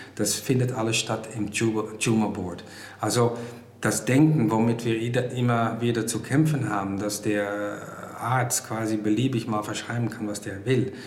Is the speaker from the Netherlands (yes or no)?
yes; Netherlands; German is a second language; now in Germany; ich komme aus Holland